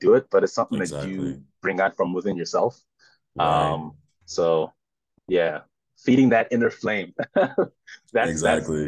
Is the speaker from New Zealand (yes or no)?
no; South Africa; moved away as an adult; now in New York City, United States; I'm South African born, proudly South African